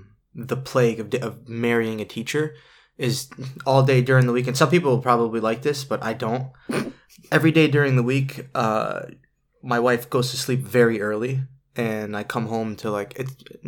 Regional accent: Waterbury, Connecticut, United States; Waterbury, Connecticut. 06705. Right off East Main Street.

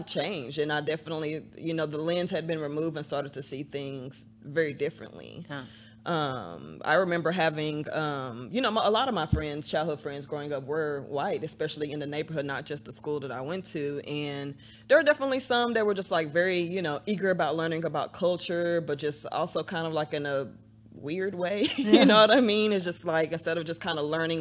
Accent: Dallas, Texas, United States; I grew up partially in North Dallas, and then we moved to Northeast Dallas, where my mom still lives over by White Rock Lake

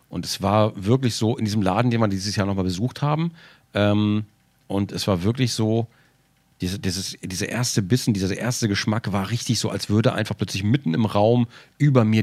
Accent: Frankfurt, Hesse, Germany; Ich bin in Frankfurt geboren.

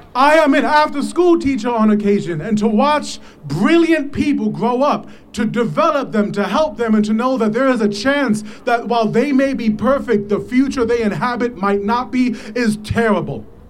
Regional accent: New York City, New York, United States; I am from the South Bronx

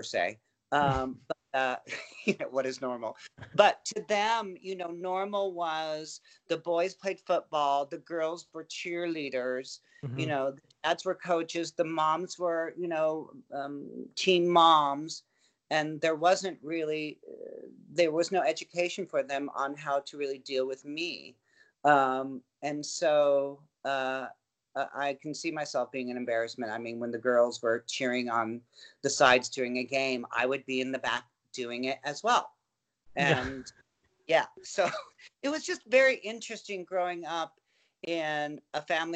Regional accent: Anaheim, California, United States; also born or lived in Van Nuys, California; I was born in Van Nuys, but we moved to Anaheim when I was 3, and we were very, very close to Disney.

